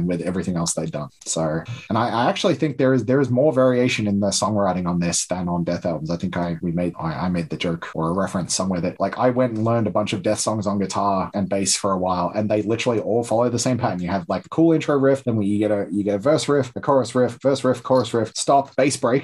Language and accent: English; Melbourne, Victoria, Australia; We're both from Melbourne